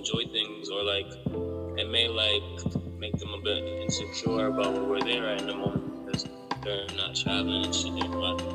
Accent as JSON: {"language": "English", "town": "New Haven", "region": "Connecticut", "country": "United States", "said": "I'm from New Haven, Connecticut"}